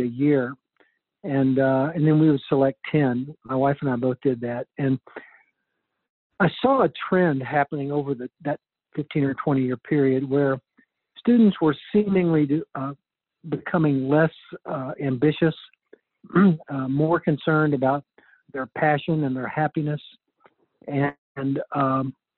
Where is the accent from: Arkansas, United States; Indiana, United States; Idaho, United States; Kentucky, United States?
Kentucky, United States; Lexington; I grew up in Lexington